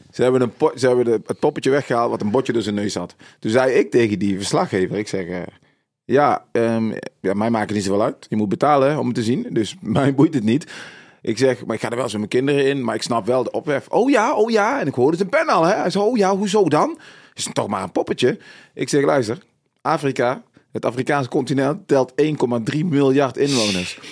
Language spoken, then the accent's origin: Dutch; North Brabant, Netherlands; ik kom uit Brabant, uit het zuiden, donkerjongen uit Brabant